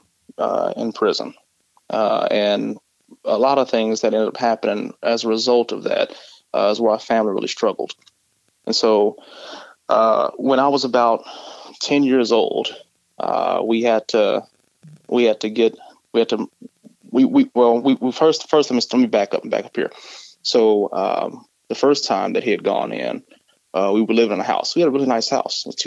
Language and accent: English; Mesquite, Texas, United States; I actually grew up in Mesquite, Texas